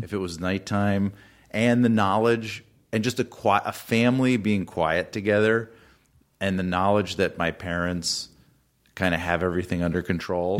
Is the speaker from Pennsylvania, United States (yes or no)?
no; Atlanta, Georgia, United States; I grew up in Atlanta